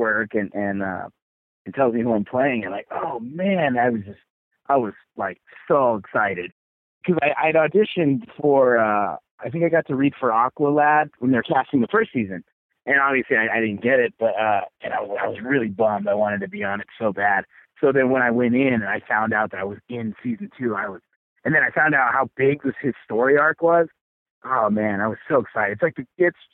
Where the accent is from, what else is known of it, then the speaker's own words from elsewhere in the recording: Arizona, United States; I grew up in Arizona